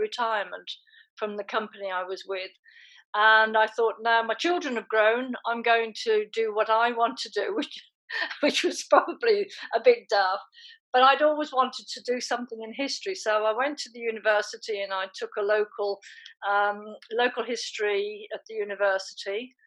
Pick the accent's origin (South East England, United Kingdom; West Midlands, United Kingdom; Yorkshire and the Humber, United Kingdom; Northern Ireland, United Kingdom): West Midlands, United Kingdom; Birmingham; also born or lived in Ireland; I came to Birmingham when I was 10, and very, very briefly, I was born in Ireland